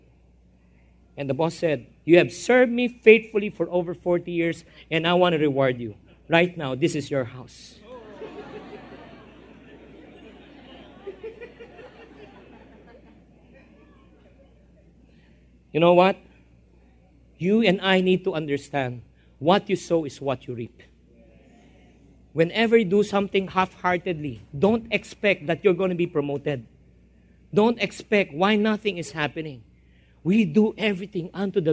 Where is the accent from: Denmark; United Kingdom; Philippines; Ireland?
Philippines; I'm a Filipino-Chinese